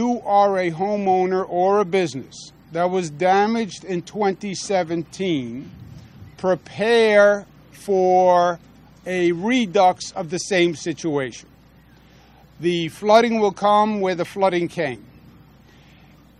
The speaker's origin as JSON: {"language": "English", "region": "New York", "country": "United States", "said": "as a New Yorker, and I represent the people of New York"}